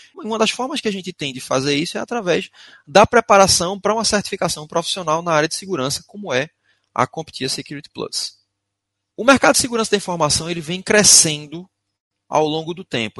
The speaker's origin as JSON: {"language": "Portuguese", "town": "Recife", "region": "Pernambuco", "country": "Brazil", "accent": "arrastado", "first_language": "Portuguese", "said": "eu sou de Recife, moro em Recife, Pernambuco. Por isso, alguns de vocês devem até estranhar o meu sotaque, é arrastado mesmo"}